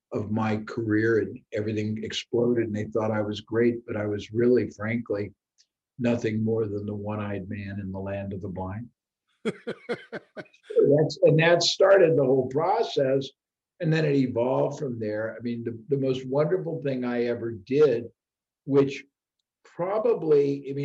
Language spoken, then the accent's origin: English; Indianapolis, Indiana, United States; my origin, I was born in Indianapolis, Indiana, Midwest